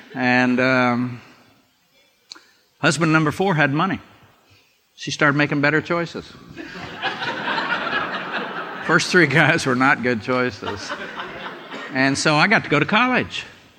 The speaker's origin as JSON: {"language": "English", "town": "Ardmore", "region": "Oklahoma", "country": "United States", "tie": "born or raised there", "also_born_or_lived": "Bartlesville, Oklahoma / Copan, Oklahoma / Orlando, Florida", "moved": "as an adult", "said": "Good to be back in Oklahoma. For you who don't know, I was born in Bartlesville. Yeah. And I lived in Copan. Does anybody know where that is? It's barely there now, but it's there. And then I grew up in Ardmore."}